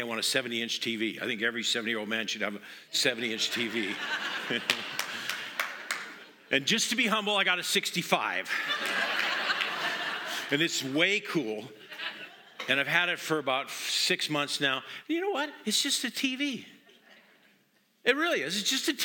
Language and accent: English; Montana, United States; moved away; I'm from Montana